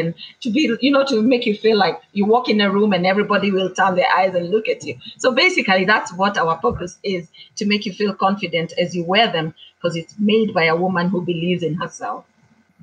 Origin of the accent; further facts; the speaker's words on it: Kamba community, Ukambani, Kenya; I am from the Kamba community